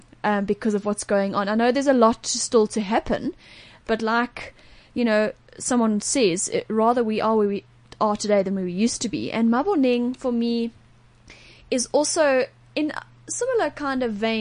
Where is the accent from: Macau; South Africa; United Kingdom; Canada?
South Africa; Johannesburg, Gauteng; as a Josie person, as a South African.